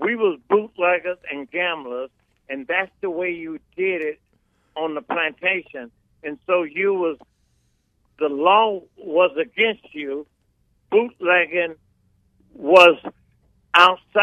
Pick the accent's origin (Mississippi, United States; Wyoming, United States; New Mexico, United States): Mississippi, United States; now in California, United States; growing up in Mississippi, you have to know we were sharecroppers